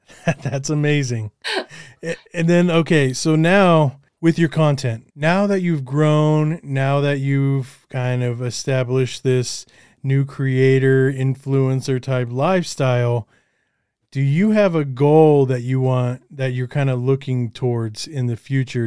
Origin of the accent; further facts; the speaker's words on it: Colorado, United States; also born or lived in Los Angeles; I'm from Colorado, and I'm, we're trying to eventually move out of Colorado